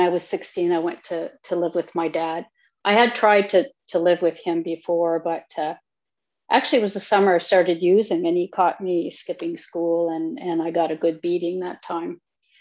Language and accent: English; Northern Ontario, Canada; I'm originally from Northern Ontario